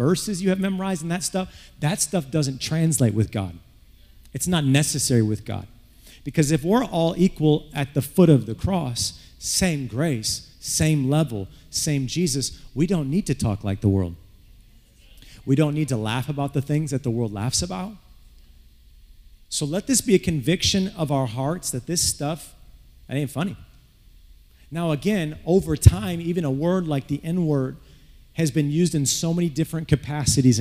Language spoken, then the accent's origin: English; Flint, Michigan, United States; when I grew up in Flint